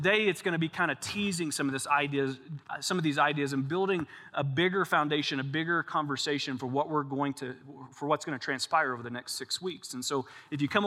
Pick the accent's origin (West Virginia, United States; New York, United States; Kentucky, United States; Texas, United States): Kentucky, United States; we're both from Kentucky